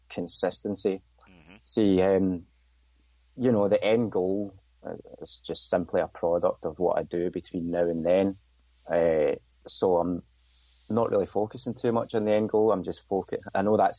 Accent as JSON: {"language": "English", "region": "Scotland", "country": "United Kingdom", "tie": "born or raised there", "said": "I'm from Scotland, so Highland Games were a regular thing. In fact, in my hometown, we had the Kill Highland Gathering"}